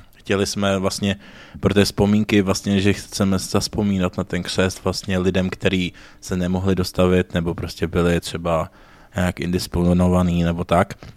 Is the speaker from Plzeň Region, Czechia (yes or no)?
yes; Plzeň, Plzeň Region, Czechia; My jsme z Plzně